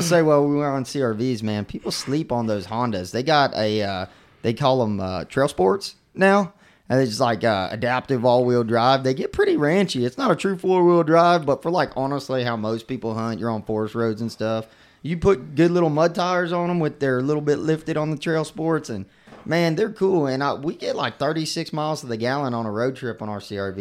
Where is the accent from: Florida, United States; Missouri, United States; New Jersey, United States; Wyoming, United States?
Florida, United States; Mosquito Lagoon; growing up on Mesquite Lagoon